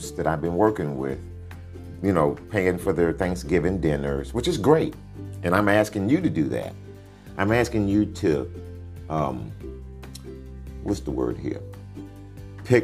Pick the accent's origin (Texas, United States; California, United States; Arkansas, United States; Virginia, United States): Texas, United States; Dickinson; now in Sugar Land, United States; I'm from the county from Galveston Bay, a little town called Dickinson, Texas